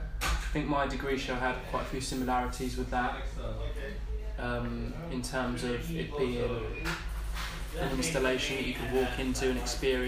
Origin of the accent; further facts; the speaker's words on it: Essex, East of England, United Kingdom; my own experience of growing up in Essex.